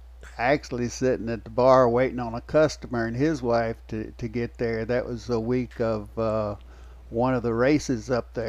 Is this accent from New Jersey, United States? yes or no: no; Lake City, Florida, United States; also born or lived in Texas; Well, originally I'm from Lake City, Florida. I've lived all over several times. I actually lived in Texas twice.